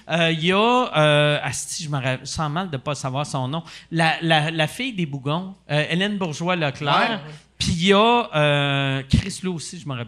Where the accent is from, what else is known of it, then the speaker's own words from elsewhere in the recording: Longueuil, Quebec, Canada; je viens de Longueuil. ben, je reste à Longueuil.